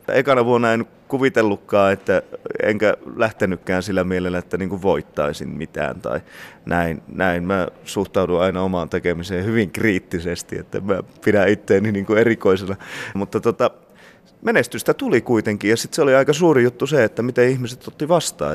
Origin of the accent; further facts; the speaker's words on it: Sweden; mä oon syntynyt Ruotsissa